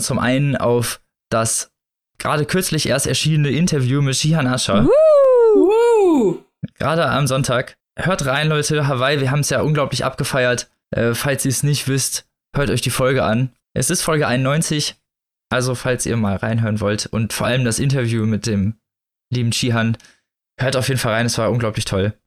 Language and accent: German; West Germany, Germany; ich bin ja Wessi